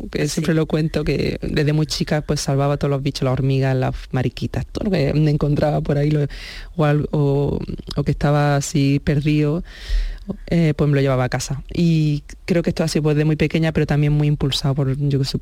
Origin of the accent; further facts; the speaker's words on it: Andalusia, Spain; Y aunque mi ilusión era eso, el contribuir en Andalucía y, y darlo todo por mi tierra, pues un poco también ser realista, ¿no?